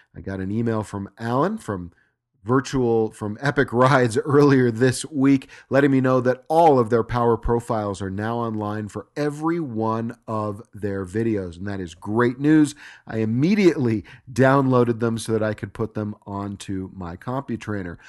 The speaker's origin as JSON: {"language": "English", "region": "Southern California", "country": "United States", "tie": "born or raised there", "also_born_or_lived": "Los Angeles", "moved": "as an adult", "said": "I moved away from Los Angeles just four years ago after having lived in Southern California my entire life."}